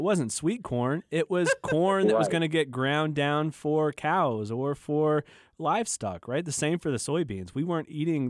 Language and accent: English; Midwest, United States; I grew up in the Midwest. I grew up in cornfields and soybean fields.